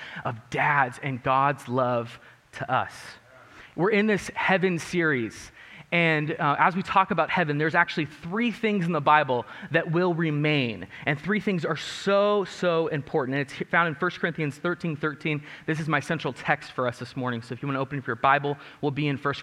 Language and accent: English; Mojave, California, United States; also born or lived in Lancaster, California; where I grew up in my hometown of Mojave